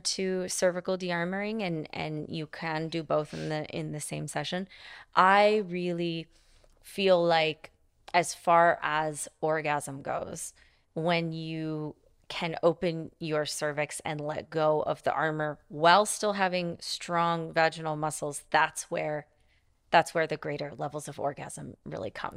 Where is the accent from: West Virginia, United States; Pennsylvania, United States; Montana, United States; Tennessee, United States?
Montana, United States; I grew up in Montana